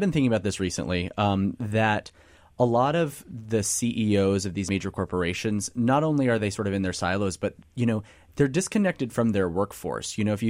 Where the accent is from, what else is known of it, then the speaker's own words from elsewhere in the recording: Kansas, United States; now in Philadelphia, United States; I'm from Kansas, and you can drive from Lawrence, Kansas, where my family lives